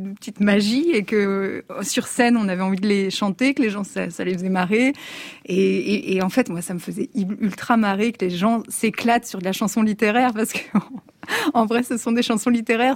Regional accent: Alsace, Grand Est, France; je suis alsacienne

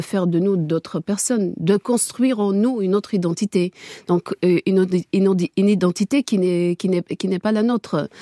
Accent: Kabylie, Algeria; first language Kabyle; French is a second language; je, suis Kabyle. Je parle Kabyle. Ma langue maternelle est Kabyle

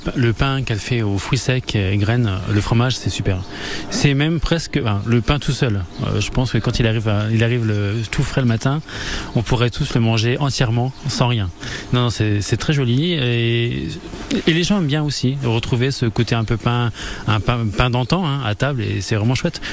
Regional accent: Argonne, Champagne, Grand Est, France; je suis de l'Argonne et je suis de la Champagne

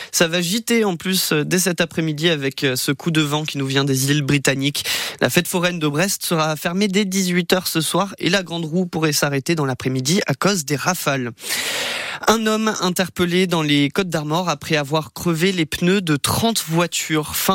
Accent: Austria; Je viens d'Autriche, là-bas on n'a pas la mer.

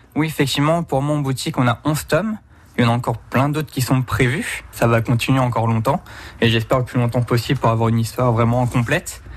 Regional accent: Val-d'Oise, Paris region, Île-de-France, France; also born or lived in Charente; now in Poitiers, France; Moi, je suis, je né dans le Val d'Oise, en région parisienne. Je suis atterri en Charente

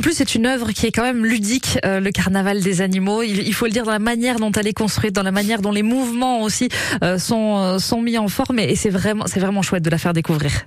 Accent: Occitania, France; chez nous en Occitanie

